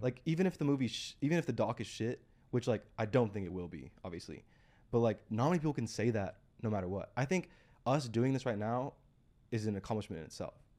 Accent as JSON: {"language": "English", "country": "United States", "tie": "born or raised there", "said": "we grew up in the States"}